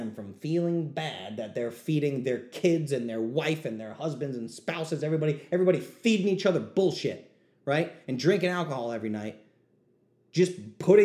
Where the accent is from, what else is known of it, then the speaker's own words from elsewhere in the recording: New England, United States; I'm from New England. We say bust balls